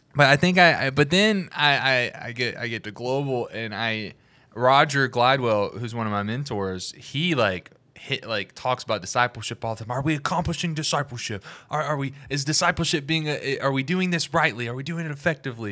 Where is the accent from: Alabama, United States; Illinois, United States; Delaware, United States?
Alabama, United States; I'm from Alabama.